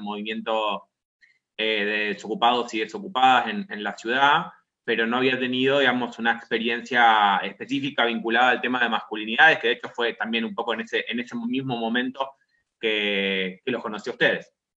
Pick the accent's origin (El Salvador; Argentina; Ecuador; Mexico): Argentina; Rosario, Santa Fe; also born or lived in La Plata; yo vivo en la ciudad de Rosario, digamos que es de donde soy oriundo